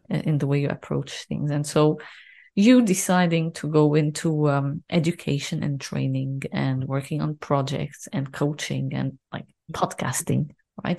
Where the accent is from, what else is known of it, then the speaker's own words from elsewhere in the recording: Lebanon; I'm, I'm from Lebanon